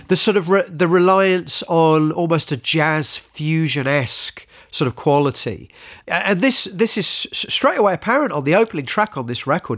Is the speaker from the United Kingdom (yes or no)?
yes; United Kingdom; as British people